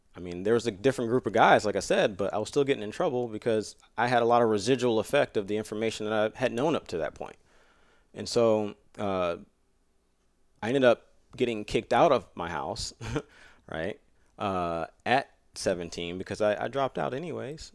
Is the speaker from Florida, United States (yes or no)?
yes; Jacksonville, Florida, United States; I grew up in Florida with my dad as a single dad and my grandmother, you know, raising me